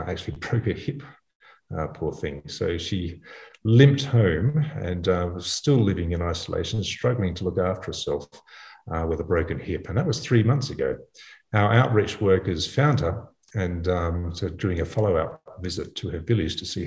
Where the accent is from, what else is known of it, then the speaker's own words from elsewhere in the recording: Australia; also born or lived in Africa; I'm an Australian obstetrician gynecologist